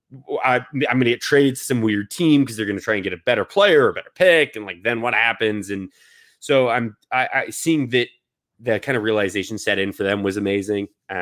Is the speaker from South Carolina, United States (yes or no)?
no; Seattle, Washington, United States; born there; So I was born in Seattle.